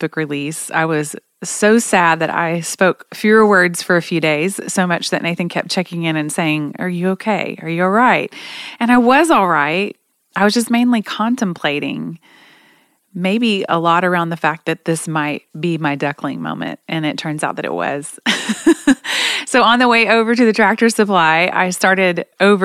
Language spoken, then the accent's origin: English; Oklahoma, United States; I'm from Oklahoma